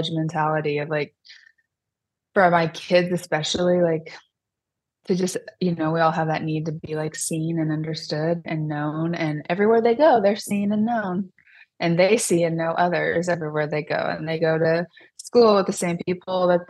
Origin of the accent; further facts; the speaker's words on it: Sterling, Kansas, United States; moved away as an adult; I would leave my hometown.